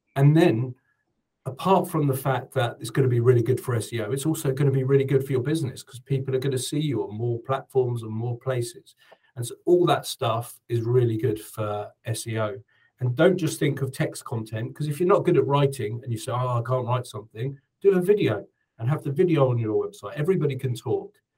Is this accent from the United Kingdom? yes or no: yes; United Kingdom; moved away as an adult; now in New Zealand; I'm British